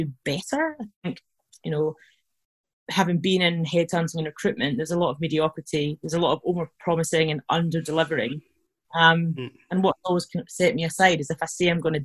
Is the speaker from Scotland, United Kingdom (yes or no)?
yes; Scotland, United Kingdom; you probably can tell I'm from Scotland